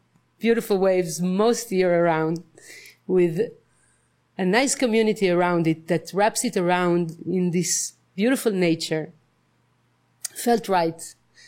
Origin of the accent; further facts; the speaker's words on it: Israel; moved away as an adult; now in Nosara, Costa Rica; I come from Israel. And I moved to Nusara just recently in the beginning of February